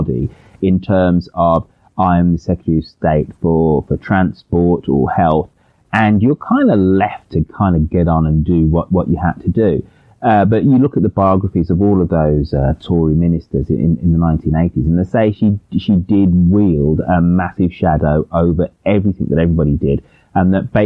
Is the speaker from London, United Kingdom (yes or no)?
no; Birmingham, West Midlands, United Kingdom; my hometown of Birmingham